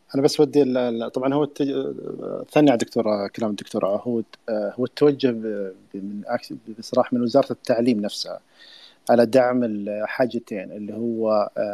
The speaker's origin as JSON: {"language": "Arabic", "country": "Saudi Arabia", "said": "احنا عندنا في السعودية"}